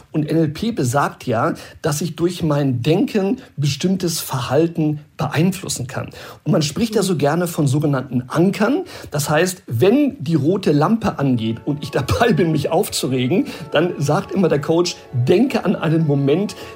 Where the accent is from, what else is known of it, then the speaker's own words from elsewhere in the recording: Brazil; now in Germany; Ich muss sagen, ich bin in Brasilien groß geworden, da hat immer die Sonne geschienen, ich hatte eine sehr schöne Kindheit und vielleicht habe ich auch diesen Spirit mitgenommen und ich habe das übertragen nach unserer Rückkehr auch in mein privates Leben.